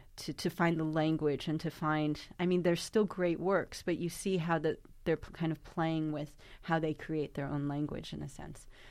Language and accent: English; New York, United States; my hometown of New York